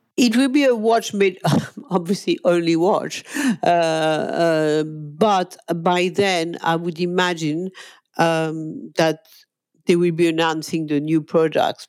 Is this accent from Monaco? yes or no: yes; Monaco; moved away as an adult; now in London, United Kingdom; I'm a Monegasque, okay? I come from Monaco